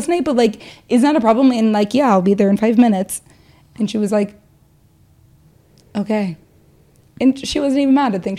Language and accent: English; Midwest, United States; Growing up in the Midwest, every dad had a garage full of Bud Lights and Mike's Hard Lemonade.